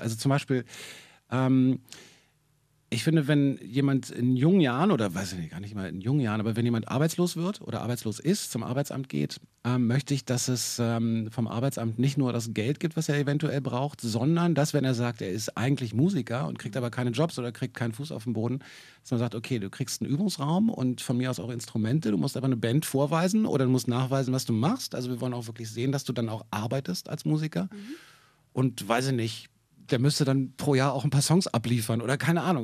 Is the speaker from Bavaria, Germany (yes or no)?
no; Berlin, Germany; ich bin gebürtiger Berliner